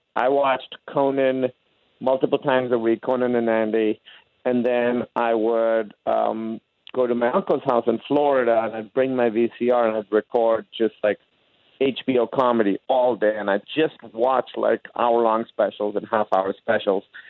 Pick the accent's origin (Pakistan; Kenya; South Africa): Pakistan; moved away as an adult; also born or lived in Grinnell, Iowa; I came from Pakistan, and our academic system there was so much harder than uh, college was